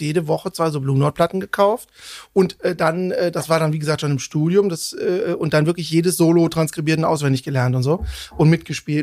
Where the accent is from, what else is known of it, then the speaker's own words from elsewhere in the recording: Cologne, North Rhine-Westphalia, Germany; also born or lived in Bonn; ich bin, bin äh, in Köln seit meinem dritten Lebensjahr aufgewachsen